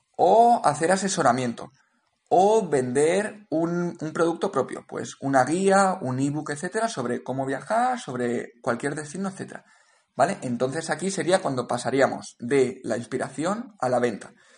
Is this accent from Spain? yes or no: yes; Valencia, Valencian Community, Spain; moved away as an adult; also born or lived in Cape Town; yo soy de Valencia originalmente, he vivido en Valencia durante muchos años